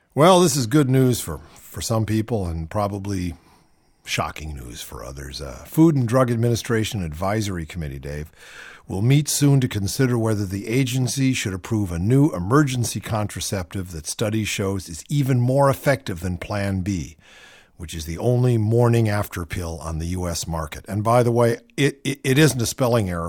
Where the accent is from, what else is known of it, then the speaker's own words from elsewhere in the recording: Shaker Heights, Ohio, United States; moved away as an adult; also born or lived in New Haven, Connecticut / Los Angeles, California; I grew up in Shaker Heights, Ohio